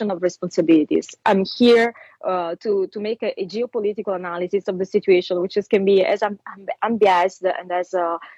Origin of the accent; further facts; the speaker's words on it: Italy; accent: Italian; English is a second language; my Italian accent